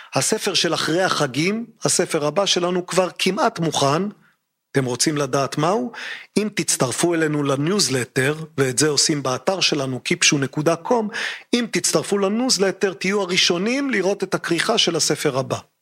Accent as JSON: {"language": "Hebrew", "country": "Israel", "said": "אצלנו בישראל"}